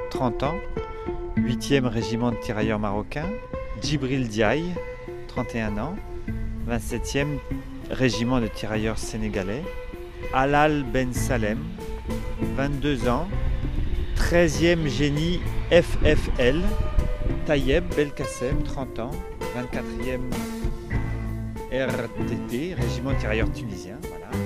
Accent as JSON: {"language": "French", "country": "Algeria", "lives_now": "France"}